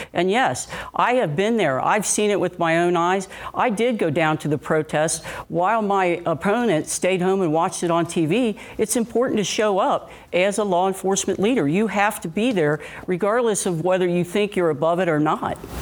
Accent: Cincinnati, Ohio, United States; I was born and raised right here in Cincinnati, and I grew up in Price Hill.

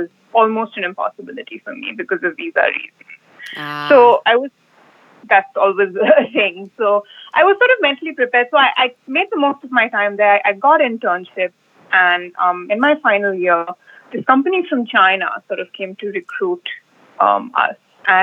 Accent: India; I'm from India originally.

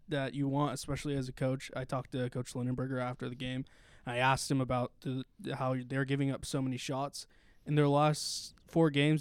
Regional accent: Stockton, California, United States; also born or lived in Manteca, California; I'm from Stockton, California, although I went to high school in Manteca at East Union

